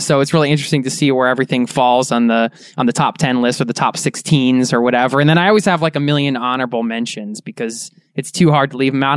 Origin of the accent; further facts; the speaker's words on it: Philadelphia, Pennsylvania, United States; We're both from Philly